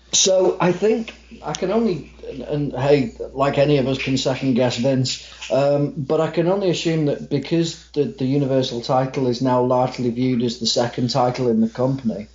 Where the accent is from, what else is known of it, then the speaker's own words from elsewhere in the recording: Manchester, North West England, United Kingdom; I am from Manchester, England. Um, I may come across as American on this because I'm really susceptible to accents. So just by talking to you, I might come across as American, but no, I am a Mancunian